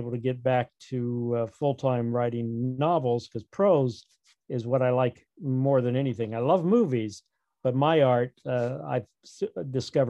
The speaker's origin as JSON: {"language": "English", "town": "Azusa", "region": "California", "country": "United States", "tie": "born or raised there", "also_born_or_lived": "Pasadena, California", "said": "I grew up here in Southern California, born in Pasadena, which figures into my new novel, actually. And grew up in a little town called Azusa"}